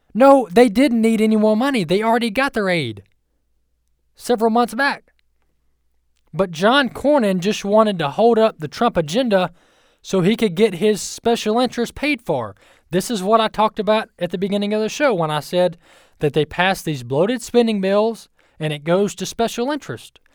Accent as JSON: {"language": "English", "region": "Mississippi", "country": "United States", "said": "you can tell I'm from Mississippi. I say you all."}